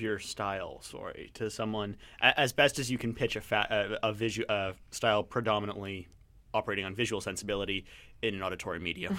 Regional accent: Canada; now in Vancouver, Canada; I'm from a different part of Canada

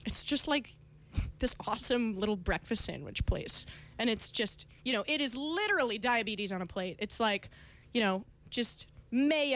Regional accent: Evanston, Illinois, United States; now in Los Angeles, United States; my hometown

